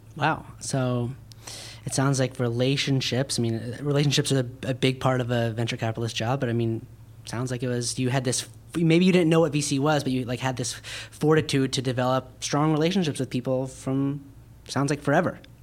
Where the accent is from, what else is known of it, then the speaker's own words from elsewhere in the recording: Park City, Utah, United States; now in Los Angeles, United States; I grew up in Park City, Utah